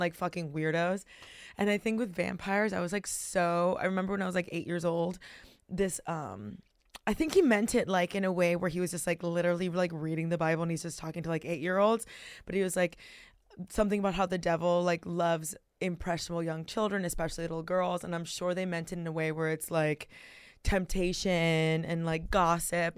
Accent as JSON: {"language": "English", "town": "Miami", "region": "Florida", "country": "United States", "tie": "born or raised there", "said": "I was born and raised in Miami"}